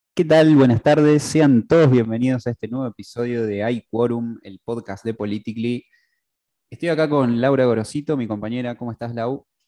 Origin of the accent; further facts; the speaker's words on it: San Francisco, Córdoba, Argentina; yo fui modelista de, los, de la vieja guardia, de, ahí de, mi ciudad natal, San Francisco.